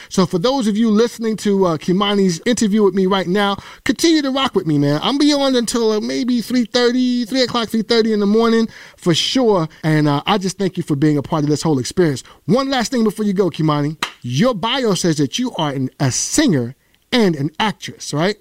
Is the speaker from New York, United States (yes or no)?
yes; New York, United States; I'm from the town, I'm from the soil, I'm from New York